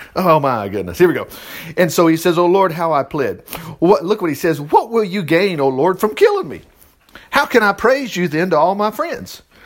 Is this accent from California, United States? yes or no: no; Alabama, United States